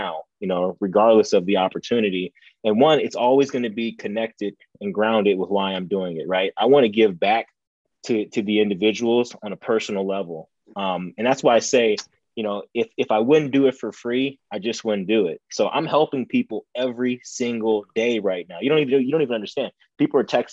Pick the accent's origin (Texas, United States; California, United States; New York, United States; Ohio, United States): Ohio, United States; moved away; this was back in Ohio. You know, we're in Ohio.